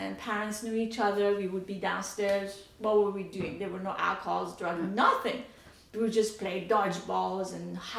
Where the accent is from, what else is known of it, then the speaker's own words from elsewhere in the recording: Tehran, Tehran Province, Iran; now in United States; I was born in Tehran, Iran, the capital, the largest city in Iran